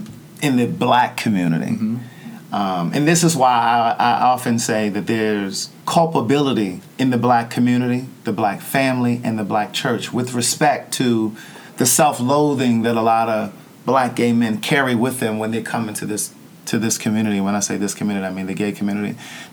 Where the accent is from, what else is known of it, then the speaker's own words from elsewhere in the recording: Baltimore, Maryland, United States; my hometown.